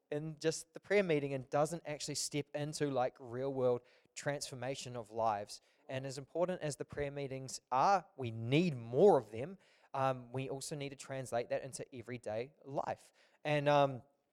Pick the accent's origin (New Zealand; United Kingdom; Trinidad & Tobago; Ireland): New Zealand; Auckland; I'm from Auckland.